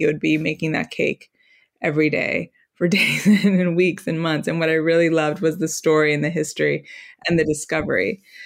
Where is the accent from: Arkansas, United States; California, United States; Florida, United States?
Florida, United States; Miami; moved away as an adult; also born or lived in New York; I was born and raised in Miami, and like many people of my generation, I had to go away from home, so I spent twenty-two years in New York.